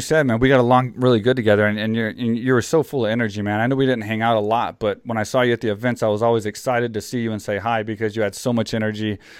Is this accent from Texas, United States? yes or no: yes; Houston, Texas, United States; my hometown in Houston, where I'm from